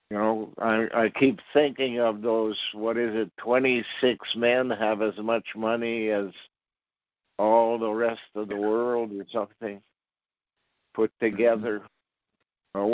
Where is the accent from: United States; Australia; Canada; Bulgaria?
Canada; Ottawa, Ontario; When I was 16 years old, I was graduating from Ottawa Technical High School